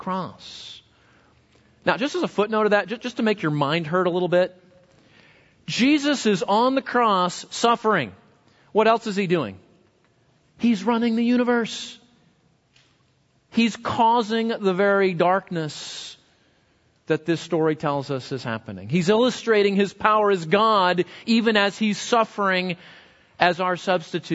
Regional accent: West Coast, United States; moved away; grew up on the West Coast. Earthquakes were pretty common

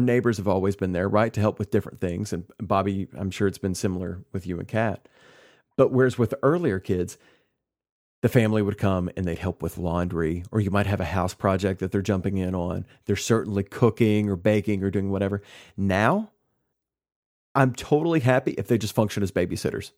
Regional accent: Kentucky, United States; moved away as an adult; I'm back in my hometown. My parents are here. Sarah's parents are here. We've got that built-in network, and that's one reason that we moved back here to Kentucky

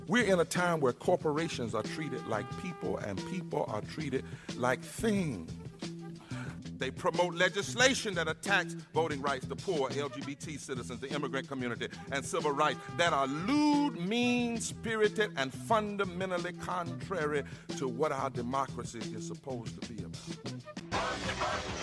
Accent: Baton Rouge, Louisiana, United States; moved away as an adult; now in New Orleans, United States; I am from Baton Rouge, Louisiana, but I've been here in New Orleans for the last two years with my wife

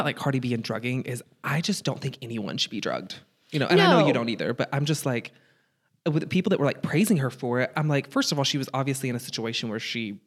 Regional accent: Kansas City, United States; I'm from Kansas City.

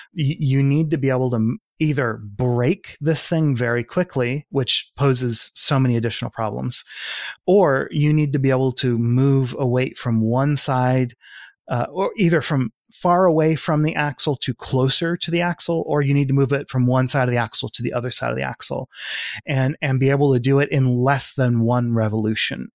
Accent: California, United States; as a Californian

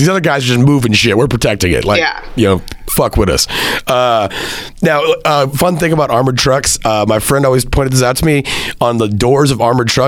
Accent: Central Texas, United States; moved away as an adult; also born or lived in Hartford, Connecticut; I left Central Texas to move to the hustle bustle of Hartford, Connecticut

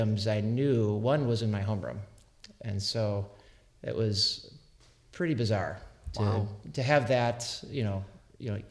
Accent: Milwaukee, Wisconsin, United States; moved away as an adult; also born or lived in San Francisco; now in Wisconsin, United States; I grew up in Wisconsin. I was born and raised in Milwaukee, in the city

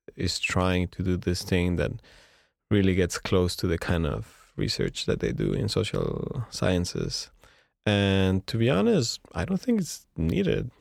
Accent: Mexico; moved away as an adult; now in Montreal, Canada; we're Mexicans, but we're really talking from Montreal.

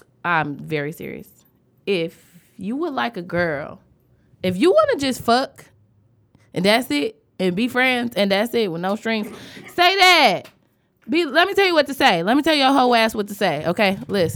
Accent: Detroit, Michigan, United States; I'm from Joy Road

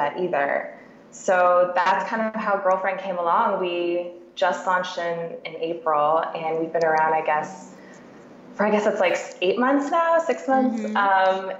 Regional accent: Canada; moved away as an adult; also born or lived in Ontario / Vancouver, BC; now in Seattle, United States; I'm actually a Canadian living in Seattle with my husband

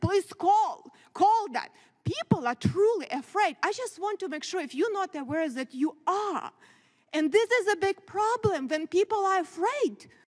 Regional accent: Ukraine; now in United States; I grew up in very similar country, Ukraine now

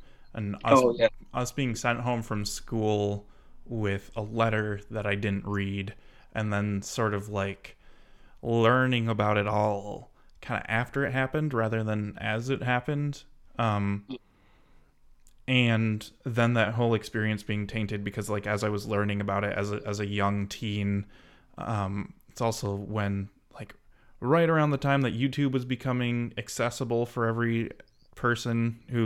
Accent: United States; what it was like as an 8-year old American.

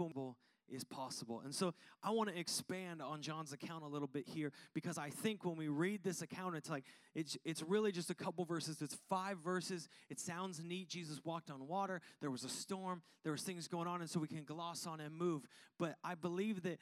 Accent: Seattle, Washington, United States; now in Arizona, United States; growing up in Washington

